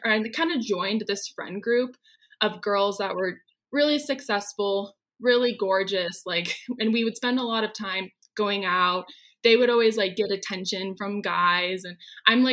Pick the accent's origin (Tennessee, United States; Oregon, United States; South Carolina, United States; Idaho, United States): Oregon, United States; moved away as an adult; now in Denver, United States; I'm originally from Oregon